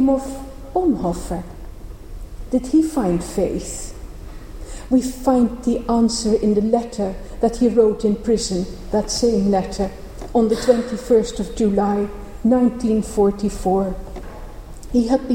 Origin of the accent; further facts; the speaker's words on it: Netherlands; moved away; also born or lived in Cambridge; I grew up in the Protestant part of the Netherlands